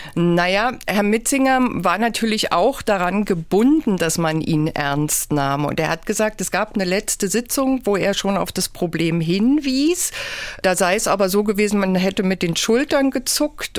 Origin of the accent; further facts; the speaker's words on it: Haldensleben, Saxony-Anhalt, Germany; also born or lived in Magdeburg; ich bin Jahrgang 67 und in Haldensleben geboren